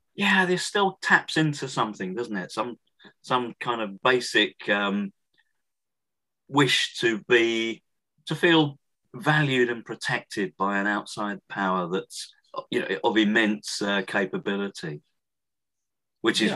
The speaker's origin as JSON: {"language": "English", "town": "Thundersley", "region": "East of England", "country": "United Kingdom", "tie": "born or raised there", "said": "I grew up in Essex, uh, which is to the east of London"}